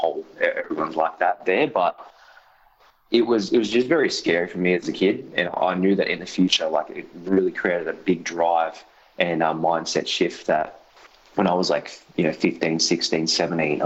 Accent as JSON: {"language": "English", "town": "Sydney", "region": "New South Wales", "country": "Australia", "tie": "born or raised there", "said": "growing up in Western Sydney was a pretty crazy experience. I grew up in Mount Druitt, and even worse, I grew up in a suburb called Wilmot"}